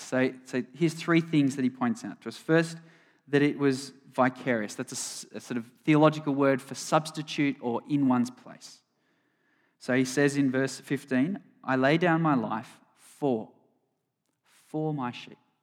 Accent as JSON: {"language": "English", "town": "Sydney", "region": "New South Wales", "country": "Australia", "tie": "born or raised there", "said": "John and I grew up on the North Shore"}